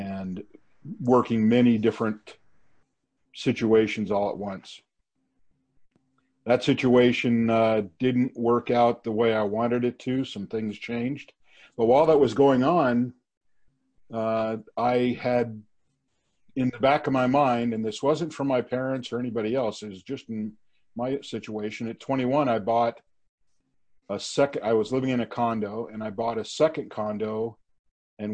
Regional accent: Los Angeles, California, United States; also born or lived in Simi Valley; I grew up in Van Nuys

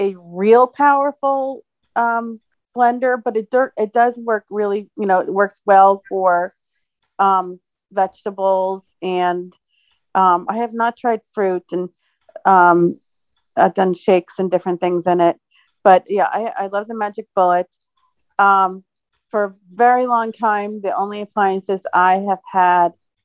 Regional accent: New Jersey, United States; now in Phoenix, United States; I'm in Phoenix. I'm originally from New Jersey

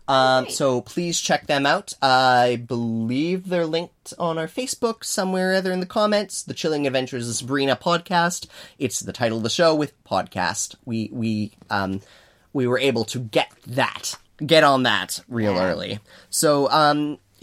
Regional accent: Canada; I grew up in Woodlands Cree territory, a traditional nomadic territory

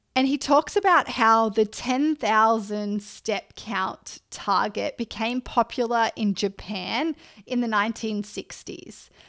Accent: Australia; moved away; I'm Australian

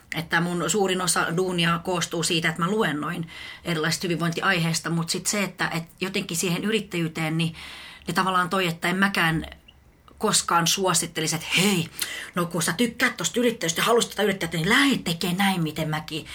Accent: Espoo, Uusimaa, Finland; also born or lived in Helsinki / Tampere; mä oon helsinkiläinen itse asiassa alun perin... Ö, tota, mä oon asunut Mankkalla 18 vuotta.

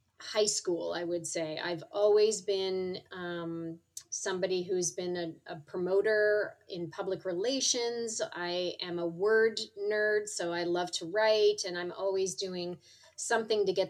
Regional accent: Vancouver, British Columbia, Canada; moved away as an adult; also born or lived in Toronto; now in Seattle, United States; Vancouver, which is my hometown

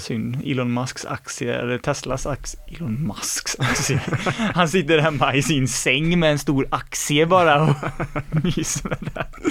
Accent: Mark Municipality, Västra Götaland, Sweden; Marks kommun då där vi är från

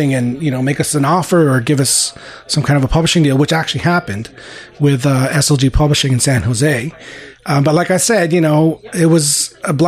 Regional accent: Montreal, Quebec, Canada; also born or lived in Philippines; growing up in Montreal, you know, Montreal being a very European, you know, Francophone city

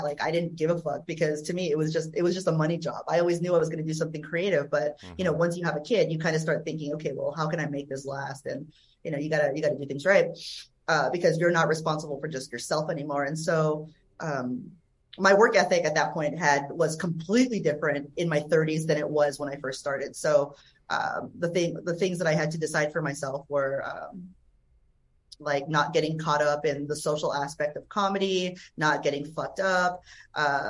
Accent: Hayward, California, United States; I grew up in Hayward

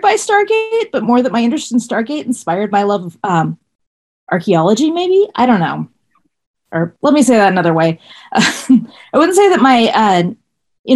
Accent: Seattle, Washington, United States; I'm from Seattle.

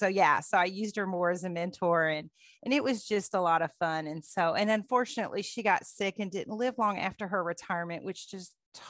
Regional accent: Dayton, Ohio, United States; accent: Northern; now in Kentucky, United States; We were from Dayton, oh, okay. Which is just north of Cincinnati.

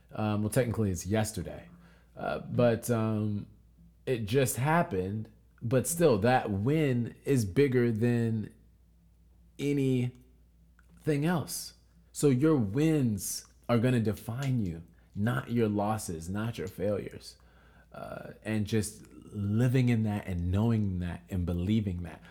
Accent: United States; our culture being American culture

